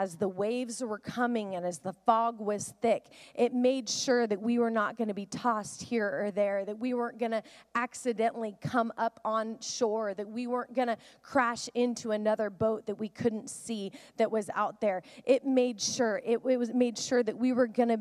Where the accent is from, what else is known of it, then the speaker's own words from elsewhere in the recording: the Northwest, Pacific Northwest, United States; I grew up in the Northwest, and we would go out on a boat often